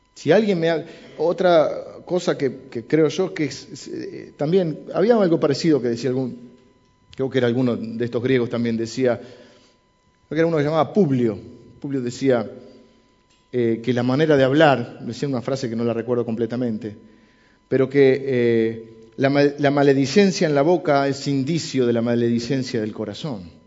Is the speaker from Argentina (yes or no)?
yes; Argentina; soy argentino y hablo así